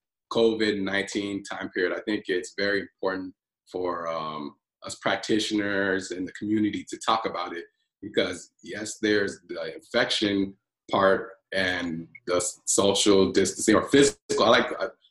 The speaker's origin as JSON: {"language": "English", "town": "Los Angeles", "region": "California", "country": "United States", "tie": "born or raised there", "also_born_or_lived": "Nigeria", "said": "I'm from Nigeria, but also I grew up in Southern California, Los Angeles"}